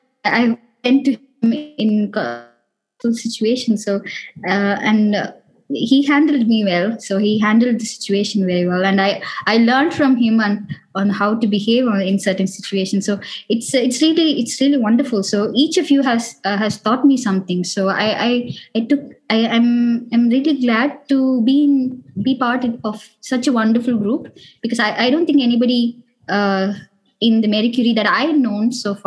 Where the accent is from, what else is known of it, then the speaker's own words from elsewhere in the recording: India; also born or lived in United States; now in Europe; I moved from India to Europe, and it was a cultural shock. Even though I was in US, it was completely new.